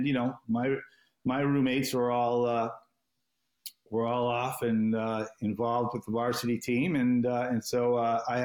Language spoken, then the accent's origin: English; Boston, Massachusetts, United States; as a Bostonian growing up